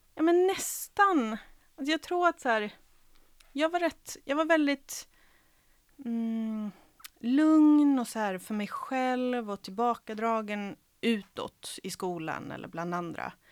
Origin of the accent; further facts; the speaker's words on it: Helsingborg, Skåne, Sweden; first language Serbo-Croatian; Swedish is a second language; moved away as an adult; also born or lived in Croatia / Kalmar / Rockneby / Svalöv; från 9 till 19 så växte jag upp i Helsingborg